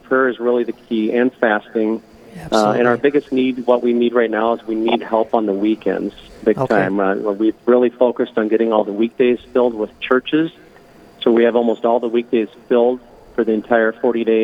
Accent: Sioux Falls, South Dakota, United States; also born or lived in Chicago; I grew up around Sioux Falls on a farm just west of here

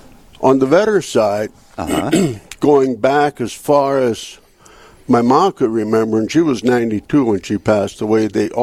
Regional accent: Napoleon, North Dakota, United States; I grew up in Napoleon, on a farm north of town.

